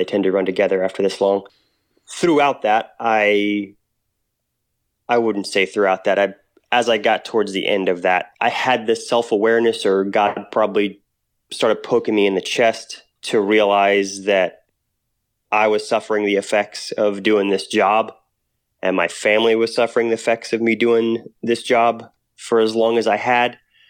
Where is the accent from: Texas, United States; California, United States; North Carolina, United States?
Texas, United States; also born or lived in Oklahoma / New Mexico; So I grew up in Texas, Oklahoma, New Mexico.